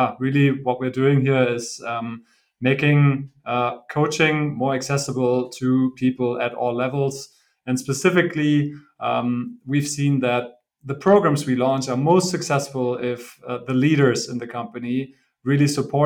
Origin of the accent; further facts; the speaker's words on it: Bochum, North Rhine-Westphalia, Germany; moved away as an adult; also born or lived in Italy / China; now in Berlin, Germany; I'm originally from the Ruhr area in Germany, from Bochum. Grew up there